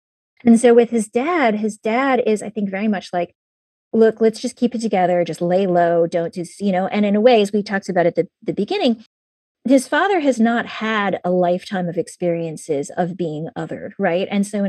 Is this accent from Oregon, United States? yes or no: no; Pittsburgh, Pennsylvania, United States; born there; also born or lived in Shaker Heights; I was born in Pittsburgh in Pennsylvania, and I was in a little, you know, working class suburb. And I was the only Asian girl in my entire school.